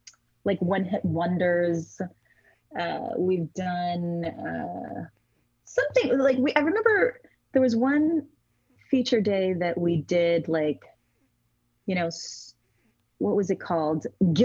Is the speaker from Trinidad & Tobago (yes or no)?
yes; Trinidad & Tobago; My parents listened to old Calypso music, which I also love. I mean, we're from Trinidad, so like